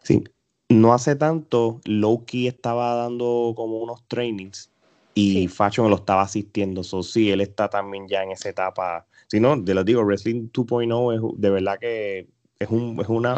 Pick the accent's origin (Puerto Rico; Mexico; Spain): Puerto Rico; somos puertorriqueños